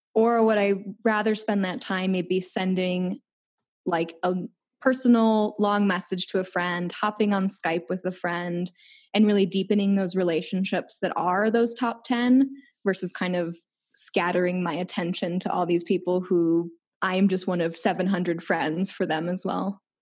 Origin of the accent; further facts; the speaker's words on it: Chicago, Illinois, United States; moved away; I'm from Chicago